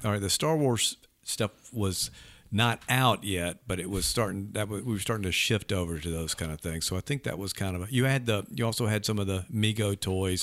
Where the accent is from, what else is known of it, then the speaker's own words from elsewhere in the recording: Leland, Mississippi, United States; growing up in Leland, we had one in Greenville